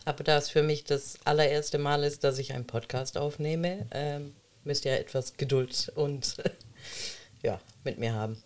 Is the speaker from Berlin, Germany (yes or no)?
no; Baden-Württemberg, Germany; also born or lived in Monte San Giacomo, Italy (maternal family); ich ähm, bin Italienerin, ähm, bin aber hier geboren